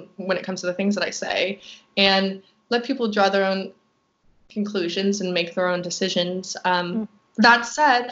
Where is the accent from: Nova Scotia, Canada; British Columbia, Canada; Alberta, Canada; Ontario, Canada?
Nova Scotia, Canada; Halifax; now in Vancouver, Canada; I'm from the East Coast